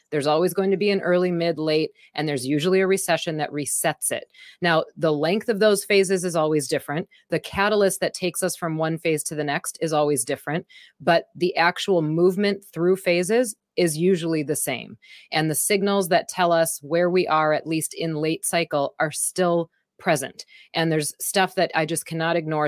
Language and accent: English; Wisconsin, United States; I'm from Wisconsin